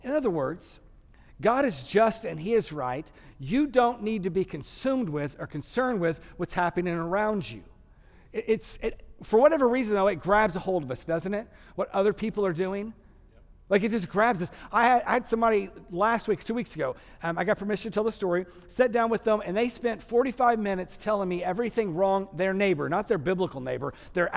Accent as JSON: {"language": "English", "region": "Texas", "country": "United States", "said": "I'm from Texas, so I say logjamazai."}